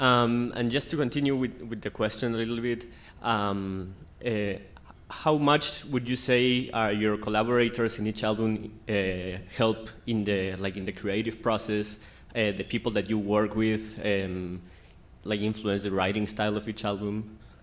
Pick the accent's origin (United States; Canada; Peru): Peru; I'm from Peru.